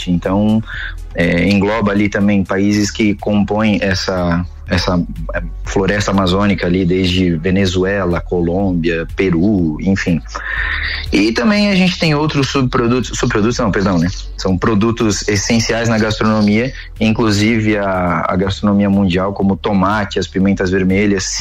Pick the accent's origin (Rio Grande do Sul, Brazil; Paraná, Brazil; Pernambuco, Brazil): Paraná, Brazil; now in Brusque, Brazil; Eu moro em Brusque atualmente, mas eu sou natural do Paraná. Sou meio andarilho, já morei um pouquinho em cada estado aqui no, no sul do Brasil.